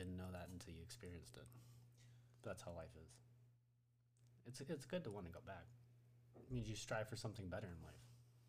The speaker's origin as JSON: {"language": "English", "region": "Oregon", "country": "United States", "said": "I am from Oregon."}